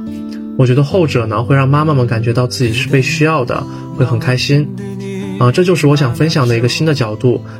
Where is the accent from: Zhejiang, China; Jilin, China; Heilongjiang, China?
Jilin, China; Yanbian; 啊，我现在是在老家吉林延边这边，啊，这边由于是朝鲜族自治州，